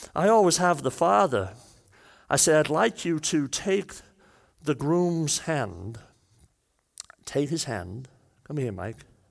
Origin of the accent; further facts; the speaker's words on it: Wales, United Kingdom; I'm Welsh